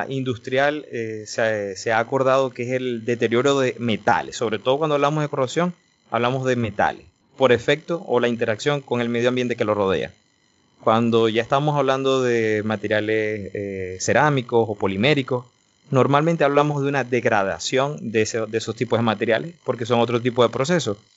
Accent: Maracaibo, Zulia, Venezuela; moved away as an adult; now in Netherlands; yo soy eh, venezolano de Maracaibo

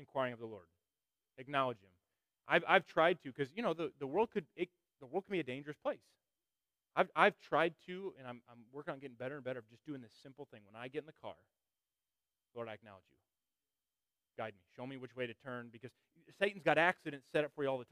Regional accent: Northern Illinois, United States; we're from Northern Illinois

